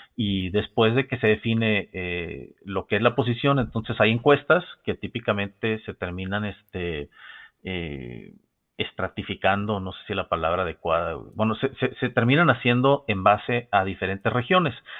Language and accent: Spanish; Mexico; como mexicano